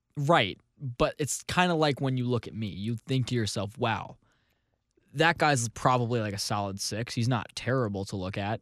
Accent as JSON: {"language": "English", "town": "St. Louis", "region": "Missouri", "country": "United States", "tie": "born or raised there", "said": "my hometown of Saint Louis"}